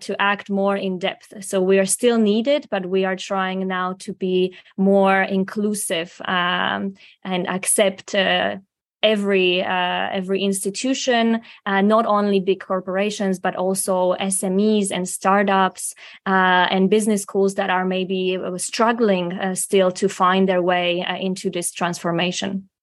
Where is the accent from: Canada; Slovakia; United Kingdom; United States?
Slovakia; moved away as an adult; also born or lived in Prague, Czech Republic; I'm from Slovakia originally